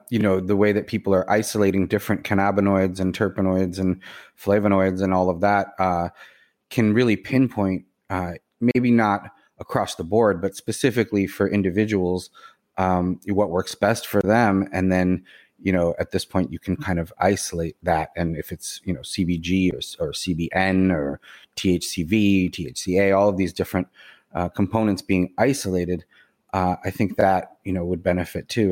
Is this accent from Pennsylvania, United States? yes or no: no; Boston, Massachusetts, United States; now in New York City, United States; I grew up in the Boston area. I live in the New York City area